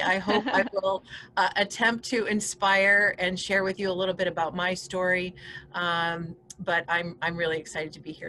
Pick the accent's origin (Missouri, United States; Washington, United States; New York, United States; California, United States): New York, United States; accent: Midwestern; It's about, everybody hears I'm from New York and they wonder where the accent is. It's more of a Midwestern accent than a city accent, because this region of New York is about a 5-hour drive from New York City.